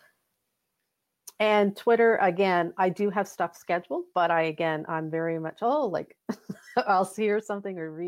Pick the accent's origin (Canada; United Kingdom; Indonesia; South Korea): Canada; Halifax, Nova Scotia; we're both from Halifax